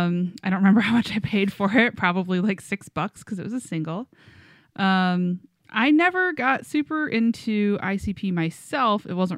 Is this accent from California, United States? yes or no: no; Westland, Michigan, United States; I grew up in Westland, Michigan, so Detroit, you know, lots of people around Detroit, very into …, lots of juggalos at my school.